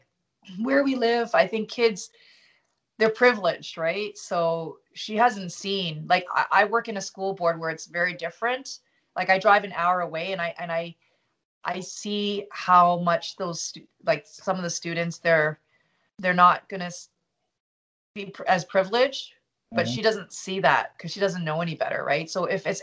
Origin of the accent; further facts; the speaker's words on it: Toronto, Ontario, Canada; also born or lived in Montreal / Stouffville; I was born in Montreal, and then we moved to Toronto.